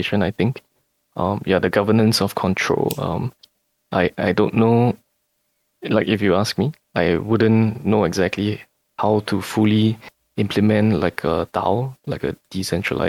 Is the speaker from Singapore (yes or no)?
yes; Singapore; growing up in Singapore, you know, where we have forced savings